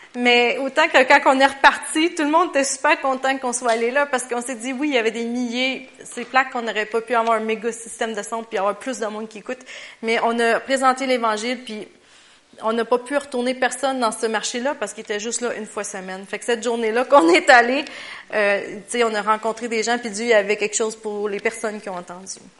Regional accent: Quebec, Canada; on était six Québécois à y aller

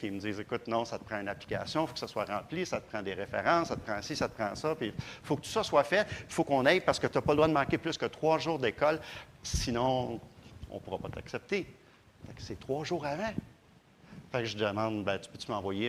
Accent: Granby, Quebec, Canada; moved away; depuis que je suis parti de Granby

